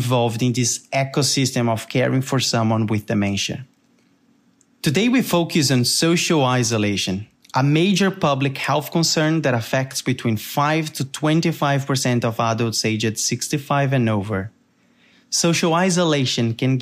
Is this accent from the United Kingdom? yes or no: no; Brazil; accent: Brazilian; as you can tell by my accent, I am Brazilian